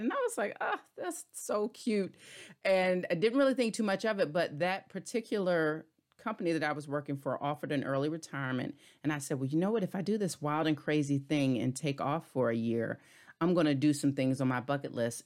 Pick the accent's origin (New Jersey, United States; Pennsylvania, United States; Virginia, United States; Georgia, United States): Virginia, United States; Hampton Roads; moved away; also born or lived in DMV area; I'm originally from Tidewater area, so Hampton Roads, Virginia, a native Virginian.